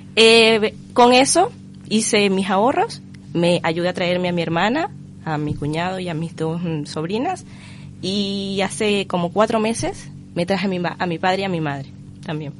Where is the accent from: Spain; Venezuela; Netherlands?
Venezuela; moved away as an adult; now in Uruguay; somos muy caribeños, muy, muy animados